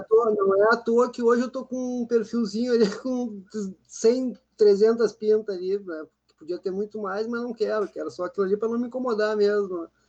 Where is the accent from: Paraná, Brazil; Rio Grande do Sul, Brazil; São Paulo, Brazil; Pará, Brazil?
Rio Grande do Sul, Brazil; Porto Alegre; Eu cresci em Porto Alegre